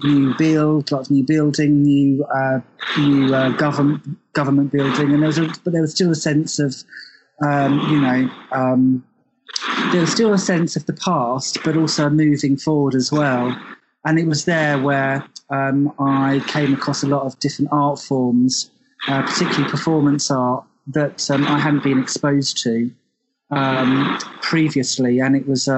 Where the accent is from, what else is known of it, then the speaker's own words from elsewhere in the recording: Tunbridge Wells, South East England, United Kingdom; So I'm originally from somewhere called Tunbridge Wells, which is in southeast England.